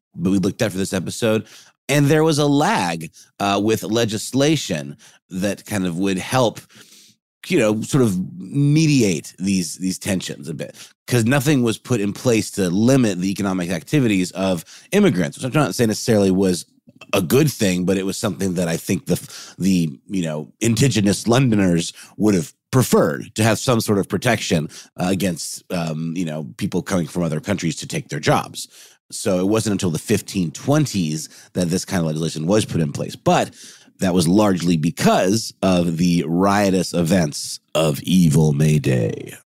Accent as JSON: {"language": "English", "town": "Augusta", "region": "Georgia", "country": "United States", "moved": "yes", "lives_now": "Atlanta, United States", "said": "I'm from Augusta, Georgia"}